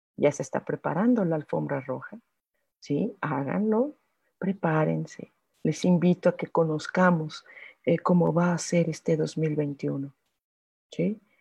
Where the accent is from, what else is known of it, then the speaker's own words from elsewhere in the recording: Mexico; yo, como mexicana